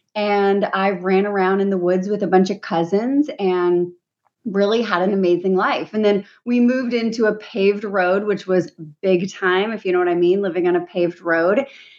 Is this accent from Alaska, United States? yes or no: yes; Juneau, Alaska, United States; moved away as an adult; I grew up in Juneau, the capital city, but I grew up, my grandparents had homesteader land. So we were out in the woods when I was born by the Mendenhall Glacier.